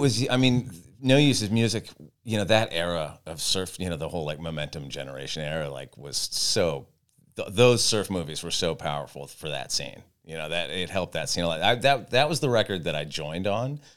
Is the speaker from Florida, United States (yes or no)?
no; Santa Barbara, California, United States; I grew up in Santa Barbara and was a total beach kid